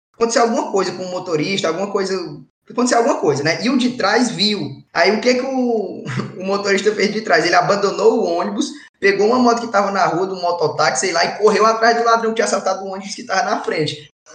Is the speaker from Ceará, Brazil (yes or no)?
yes; Ceará, Brazil; moved away; also born or lived in Fortaleza; sou do interior